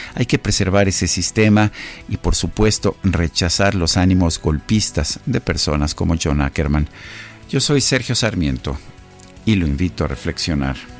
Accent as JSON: {"language": "Spanish", "country": "Mexico"}